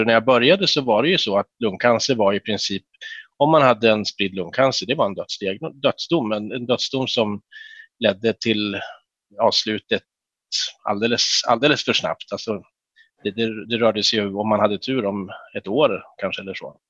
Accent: Härnösand, Västernorrland County, Sweden; moved away as an adult; also born or lived in Uppsala; jag är född i Härnösand 76 eh, och eh, växte upp där

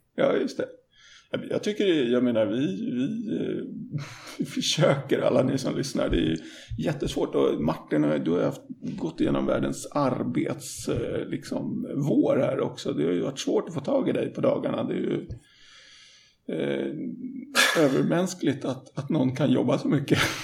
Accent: Stockholm, Stockholm County, Sweden; jag är ju från Stockholm så att jag är uppväxt med svart snö

